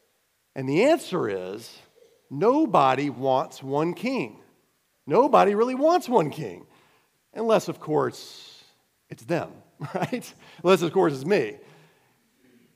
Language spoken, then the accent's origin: English; United States; moved away; also born or lived in Cayman Islands; being an American